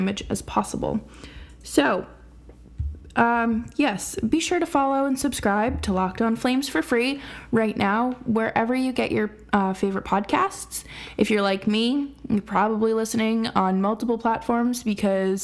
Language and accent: English; United States; as an American